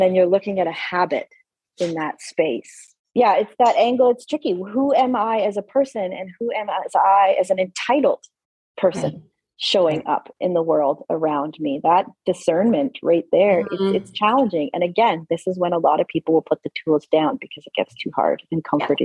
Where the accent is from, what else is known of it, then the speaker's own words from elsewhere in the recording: Alberta, Canada; I grew up in Alberta, Canada